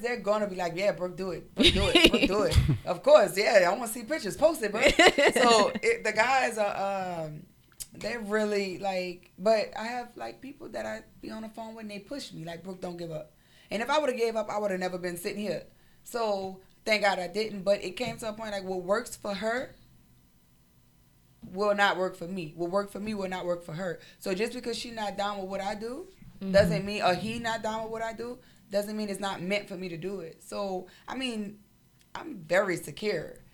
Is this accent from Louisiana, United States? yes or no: yes; New Orleans, Louisiana, United States; I'm from New Orleans